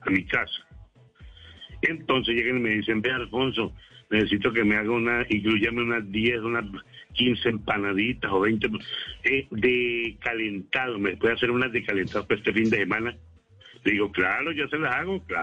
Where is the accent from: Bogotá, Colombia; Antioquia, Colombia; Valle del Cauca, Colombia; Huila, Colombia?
Huila, Colombia; now in Cali, Colombia; Nosotros con mi señora, como le digo, que somos del Huila, pero hay muchos años vivo aquí en Cali.